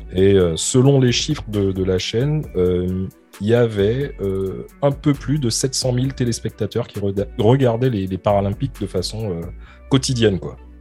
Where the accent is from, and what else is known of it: France